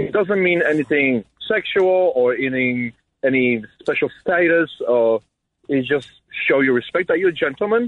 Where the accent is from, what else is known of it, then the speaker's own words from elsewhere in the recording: Poland; now in Jersey City, United States; I'm from Europe. I'm from Poland.